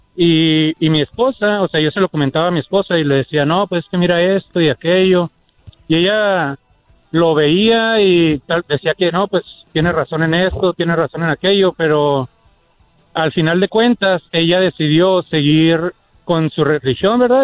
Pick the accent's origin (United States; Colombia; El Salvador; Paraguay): United States; Nací en México, bueno, nací en Estados Unidos, pero de padres mexicanos